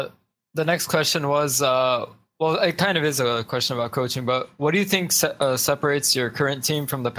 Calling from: Anaheim, California, United States; I'm calling from Anaheim, California.

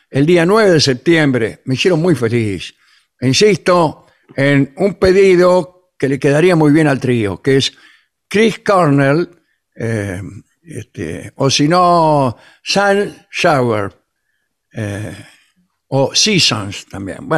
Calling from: Malargüe, Mendoza, Argentina; Buenas noches … de Malargüe.

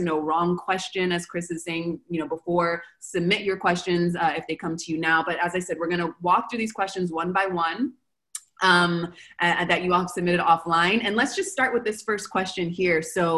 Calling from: Argentina; So I'm calling from Argentina.

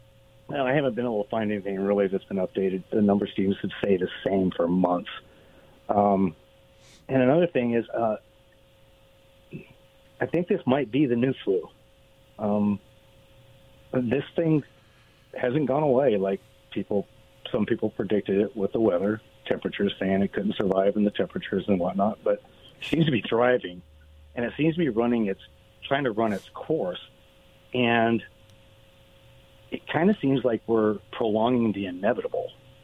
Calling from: Richland, Washington, United States; Hey, guys, it's … from Richland.

